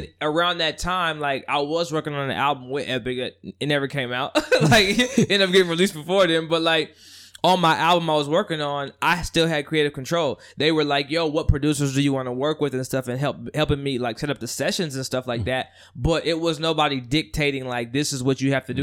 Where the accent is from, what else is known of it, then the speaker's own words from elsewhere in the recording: Union City, California, United States; also born or lived in Oakland / Los Angeles; Born and raised in the Bay. Uh, born and raised in Union City